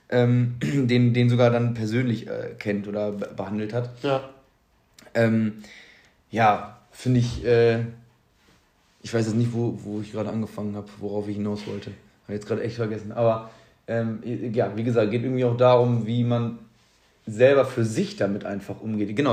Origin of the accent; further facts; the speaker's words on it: Stirpe, North Rhine-Westphalia, Germany; ja, guck mal, ja, ich komme aus Stirpe, ursprünglich.